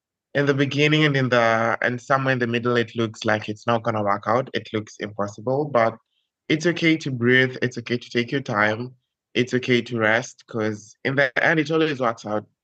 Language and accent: English; Kenya; now in Barbalha, Brazil; I'm Kenyan. I'm currently in Brazil, in the northeastern part of Brazil